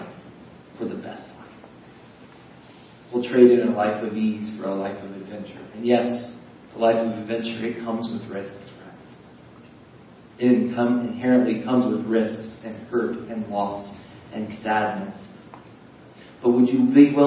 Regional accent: United States; I'm an American.

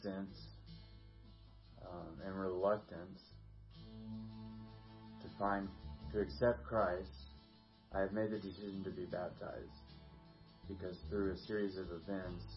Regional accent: the South, United States; I was born in the South

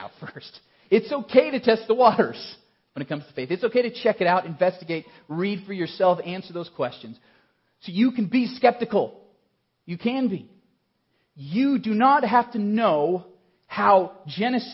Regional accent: Colorado Springs, Colorado, United States; I grew up in Colorado Springs

